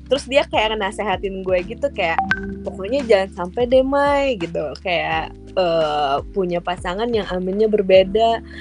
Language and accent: Indonesian; Banjarmasin, South Kalimantan, Indonesia; Aku dari Banjarmasin kebetulan kita di kota yang berbeda yang berempat.